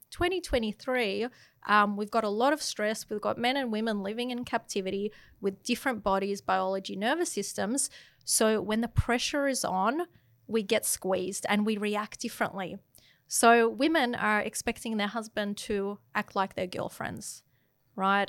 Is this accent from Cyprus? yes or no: no; Melbourne, Victoria, Australia; moved away as an adult; also born or lived in London; now in Sydney, Australia; I grew up in Melbourne after living in London